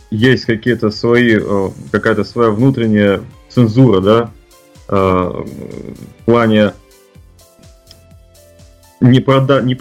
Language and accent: Russian; Russia; born there; moved away; как человек, который приехал из России, который нес вот это зерно, э, и то, что я э, горд тем, что я родился в России